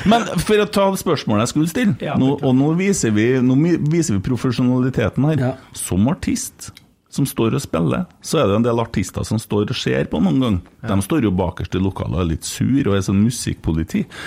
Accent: Bjugn, Trøndelag, Norway; jeg sa egentlig veldig når jeg var liten, for jeg er fra Bjugn, og det ja, sier vi veldig

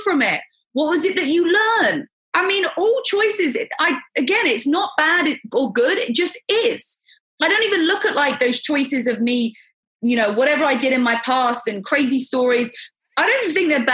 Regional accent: England, United Kingdom; moved away as an adult; also born or lived in America; now in United States; I'm from England.

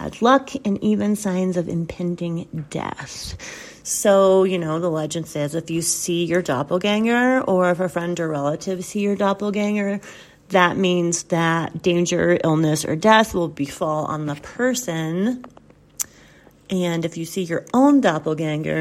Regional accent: the South, United States; I grew up in the South

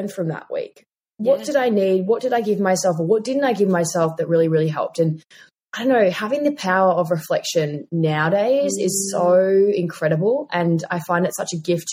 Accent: Tasmania, Australia; moved away; I'm from Tassie originally

